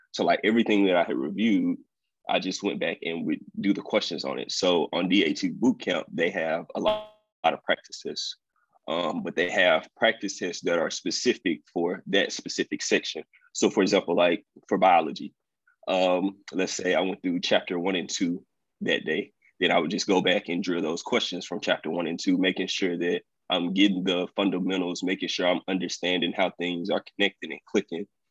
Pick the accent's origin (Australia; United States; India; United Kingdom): United States; Vicksburg, Mississippi; also born or lived in Fayette, Mississippi; I'm originally from Fayette, Mississippi, but I grew up and went to school in Vicksburg, Mississippi, um, all through elementary, junior high, high school.